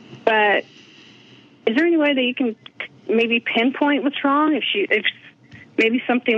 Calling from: Indiana, United States; I'm calling from Indiana.

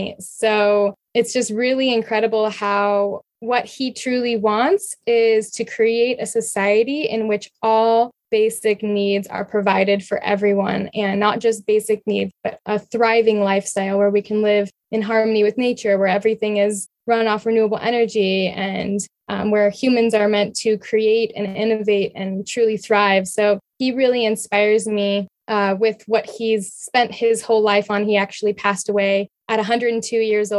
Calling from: San Diego, California, United States; I'm from San Diego area right now.

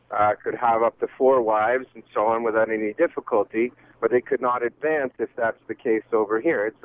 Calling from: London, Ontario, Canada; Uh, I'm actually on the road uh, around London right now in Ontario.

